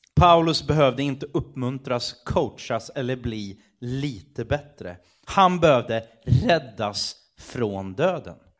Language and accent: Swedish; Sweden; som svensk